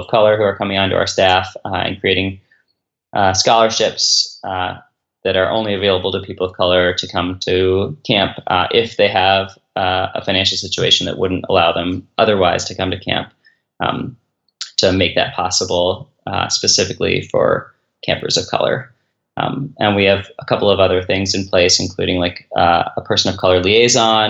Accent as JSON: {"language": "English", "town": "Philadelphia", "region": "Pennsylvania", "country": "United States", "moved": "as an adult", "lives_now": "Cincinnati, United States", "said": "I'm from Philadelphia, I live actually just outside Cincinnati"}